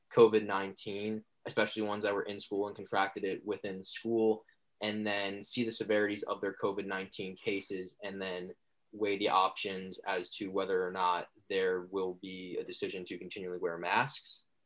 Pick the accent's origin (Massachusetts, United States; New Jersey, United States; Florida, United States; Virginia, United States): New Jersey, United States; Secaucus; my hometown of Secaucus